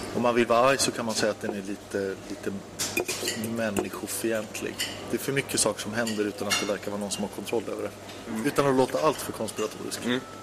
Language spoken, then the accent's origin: Swedish; Uppsala, Uppsala County, Sweden; när jag växte upp i Uppsala